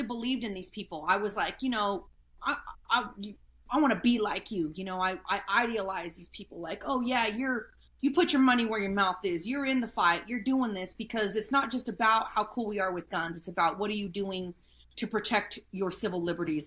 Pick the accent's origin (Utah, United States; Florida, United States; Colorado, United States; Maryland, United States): Colorado, United States; small town Southern; I grew up in small town Southern Colorado, you know, with my grandparents and my aunts and my uncles and my cousins